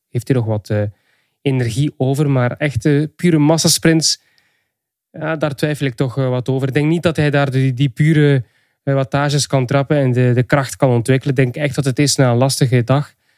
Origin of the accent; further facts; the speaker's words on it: Flanders, Belgium; Ik ben een Vlaming